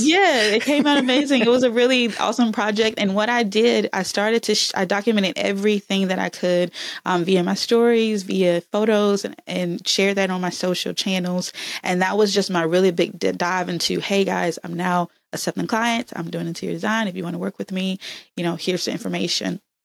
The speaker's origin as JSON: {"language": "English", "region": "Alabama", "country": "United States", "also_born_or_lived": "Texas / Atlanta", "moved": "yes", "said": "I'm from Alabama"}